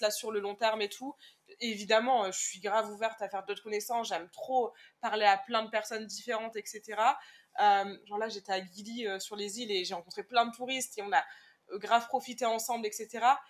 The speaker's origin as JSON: {"language": "French", "country": "France", "said": "Je lui réponds de France"}